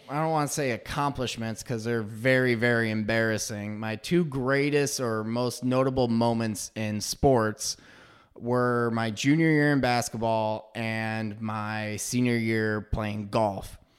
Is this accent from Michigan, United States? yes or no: yes; Frankfort, Michigan, United States; also born or lived in Pontiac, Michigan / Farmington Hills, Michigan; I hail from Frankfort, Michigan